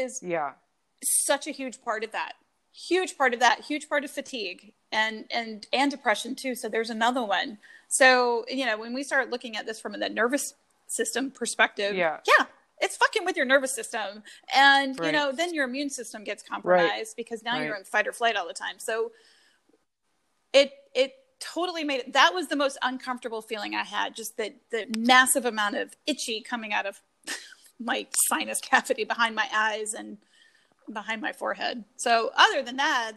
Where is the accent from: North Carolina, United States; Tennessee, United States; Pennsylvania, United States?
North Carolina, United States; now in Chicago, United States; I grew up in North Carolina